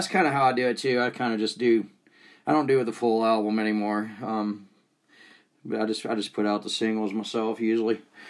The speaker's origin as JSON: {"language": "English", "area": "30 minutes north of Atlanta", "region": "Georgia", "country": "United States", "tie": "born or raised there", "moved": "as an adult", "lives_now": "Utah, United States", "said": "Because I grew up in Georgia, so I was kind of grandfathered in."}